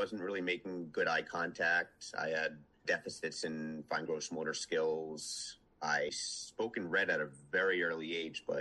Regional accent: Western Rhode Island, United States; also born or lived in Omaha, Nebraska; When I was eight, my family moved from Omaha, Nebraska to Western Rhode Island. I was born in Rhode Island, but moved out there like before I could, when I was like not even two.

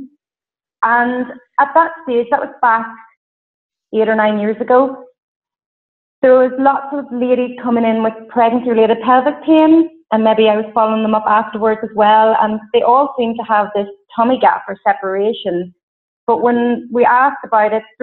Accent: County Fermanagh, Northern Ireland, United Kingdom; I'm from a really rural place in Northern Ireland called County Fermanagh

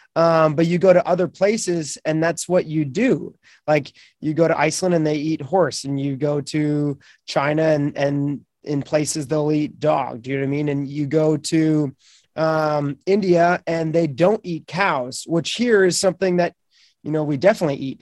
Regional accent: Beachburg, Ontario, Canada; I grew up on the Ottawa River in a small town in Beechburg, Ontario, up in Canada

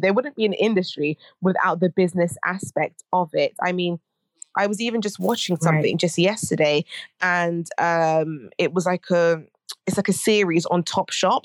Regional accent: United Kingdom; I'm a British Ghanaian academic researcher

